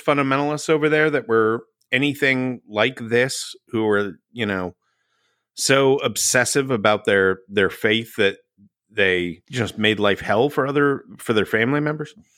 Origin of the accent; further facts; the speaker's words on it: Texas, United States; I grew up in Texas.